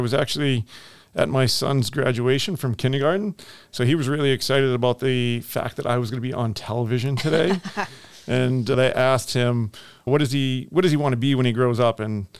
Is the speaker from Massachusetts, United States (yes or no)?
yes; Framingham, Massachusetts, United States; I was born and raised in Framingham, Massachusetts.